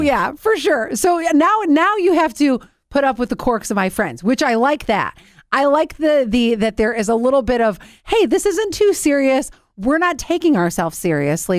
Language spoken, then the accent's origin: English; Cleveland, Ohio, United States; the house that it was filmed in is in my hometown